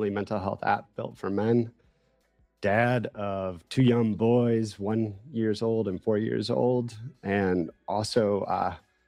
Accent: outside Chicago, Illinois, United States; I'm from Midwest, grew up eating spaghetti outside Chicago

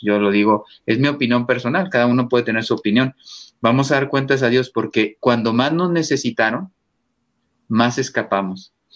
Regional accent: Mexico; moved away as an adult; also born or lived in Spain; yo vengo de México, un país católico

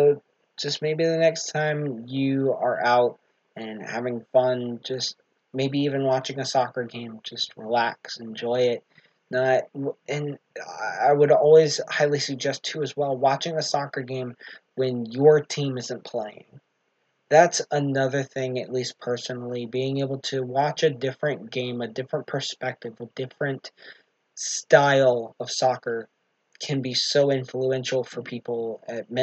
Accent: United States; as an American

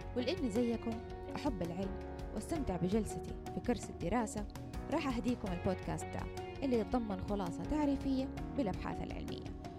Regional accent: Saudi Arabia; إحنا من السعودية

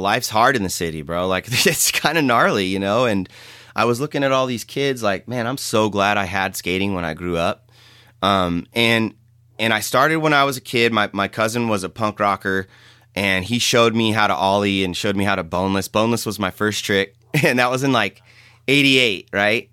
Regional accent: San Jose, California, United States; I grew up in San Jose, city kid

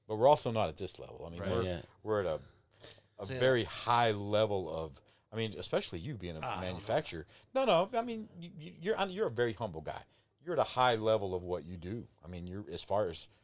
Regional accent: Abilene, Texas, United States; I'm from Abilene

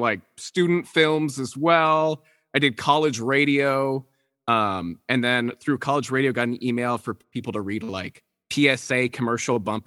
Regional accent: Portland, Oregon, United States; I was born and raised in Portland, Oregon.

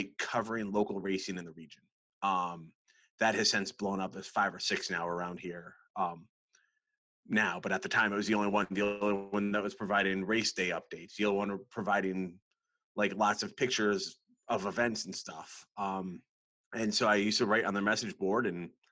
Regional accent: Western Massachusetts, United States; now in North Carolina, United States; I grew up in Western Massachusetts

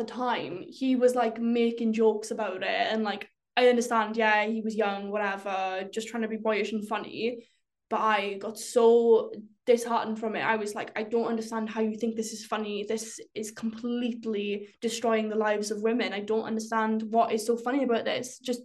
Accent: rural Wales, United Kingdom; my experience as a Welsh girl in rural Wales

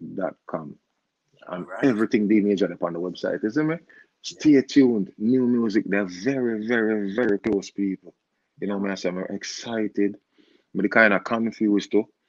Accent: Jamaica; I'm a Jamaican artist

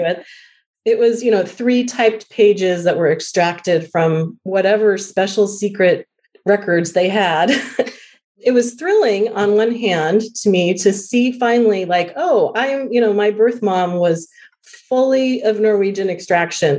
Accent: Colorado, United States; I was born in Colorado

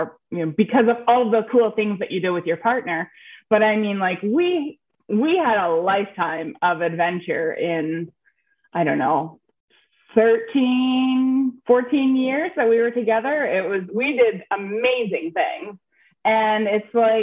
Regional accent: Nova Scotia, Canada; moved away as an adult; also born or lived in Texas; I am from Nova Scotia, Canada. It's the east coast of Canada, right up above Maine there. And that's where I am now. That's where I was born. That's where I live.

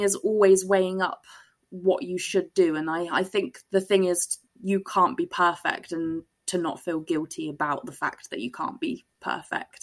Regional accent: Glastonbury, South West England, United Kingdom; I was brought up in Glastonbury

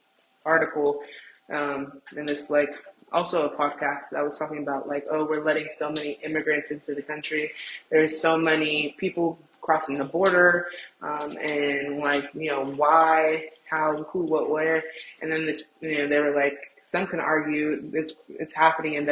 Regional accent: United States; as an American and in America

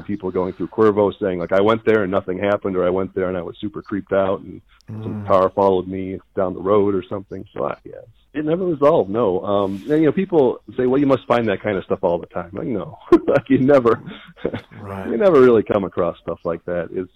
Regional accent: Minnesota, United States; moved away as an adult; also born or lived in Athens, Georgia / Augusta, Georgia / Knoxville, Tennessee / Oakland, California; now in New Mexico, United States; I grew up in Minnesota

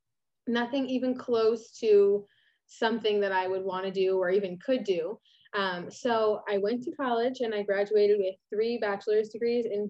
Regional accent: Massachusetts, United States; I'm from Massachusetts.

